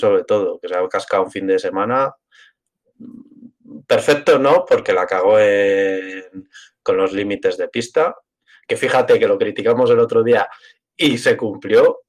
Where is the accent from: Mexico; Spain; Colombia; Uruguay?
Spain; Yo soy castellano